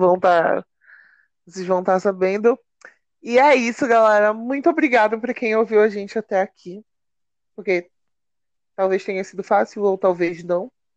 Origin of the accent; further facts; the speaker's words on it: Belém, Pará, Brazil; a gente é de Belém